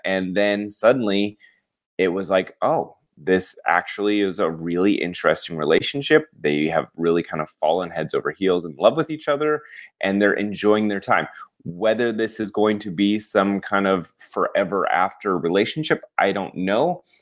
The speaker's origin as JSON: {"language": "English", "region": "Colorado", "country": "United States", "moved": "yes", "said": "I'm from Colorado and we didn't have a lot of, like, celebrities roaming around"}